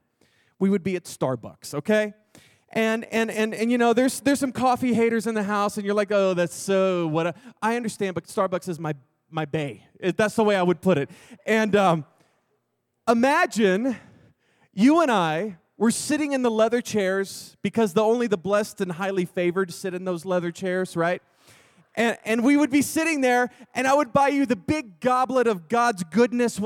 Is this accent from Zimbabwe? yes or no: no; Texas, United States; I'm from Texas.